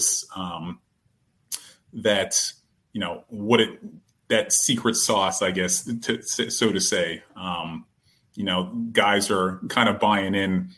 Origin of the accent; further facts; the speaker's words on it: Pittsburgh, Pennsylvania, United States; I was born and raised in Pittsburgh